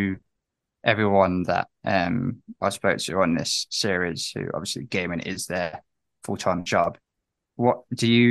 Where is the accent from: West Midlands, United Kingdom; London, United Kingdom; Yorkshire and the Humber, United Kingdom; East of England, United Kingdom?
West Midlands, United Kingdom; Coventry; growing up in Coventry myself